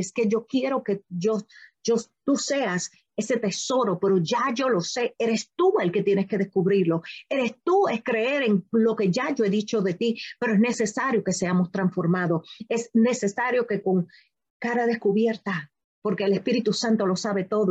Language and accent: Spanish; Puerto Rico; yo soy puertorriqueña